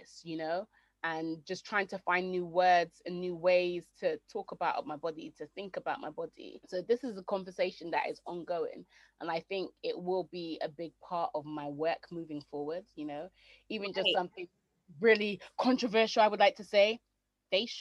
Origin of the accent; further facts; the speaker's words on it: Jamaica; I am Jamaican, but there's no way that you know that I'm Jamaican.